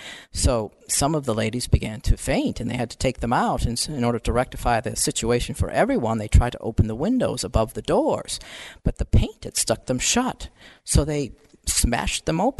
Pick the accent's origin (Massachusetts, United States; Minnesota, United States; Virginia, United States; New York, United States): Virginia, United States; accent: Virginia; I'll get rid of my Virginia accent.